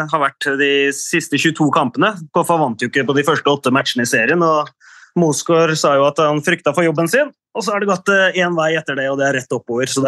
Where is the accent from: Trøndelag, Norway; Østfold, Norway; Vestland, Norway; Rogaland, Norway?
Østfold, Norway; Sarpsborg; så er jeg jo fra Sarpsborg, og det vil jeg alltid være